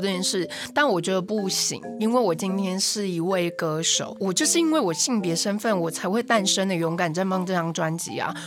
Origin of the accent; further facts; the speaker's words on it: Nantou County, Taiwan; now in Taipei, Taiwan; 我不是台北人，所以我是南投人，我自己一个人为了音乐理想就是到台北来